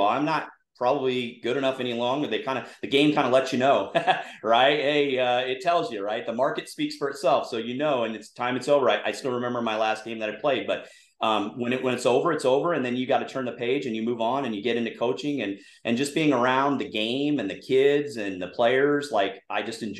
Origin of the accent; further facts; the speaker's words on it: Southern California, United States; I grew up in Southern California. I went to an all-boys Catholic high school called Damien High School. It's in La Verne, California